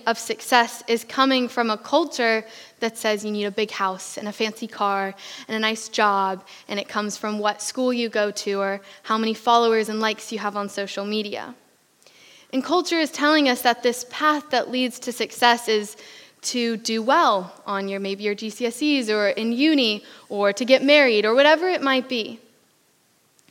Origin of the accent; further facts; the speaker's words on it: Pennsylvania, United States; moved away as an adult; now in United Kingdom; I am from America. I am from Pennsylvania along the East Coast.